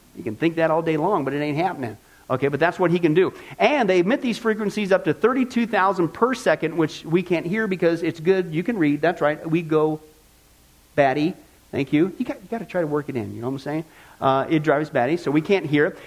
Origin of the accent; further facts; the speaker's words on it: Midwest, United States; I grew up in the Midwest